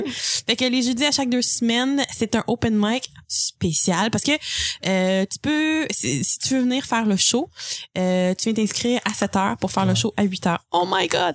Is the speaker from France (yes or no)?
no; El Salvador; moved away; je viens du Salvador.